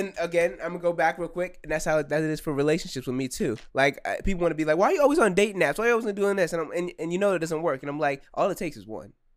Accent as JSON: {"language": "English", "country": "United States", "said": "I am an American citizen"}